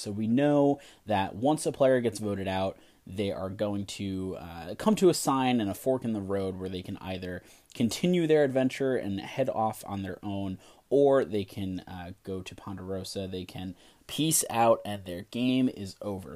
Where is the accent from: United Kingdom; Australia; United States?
United States; New York; I'm from New York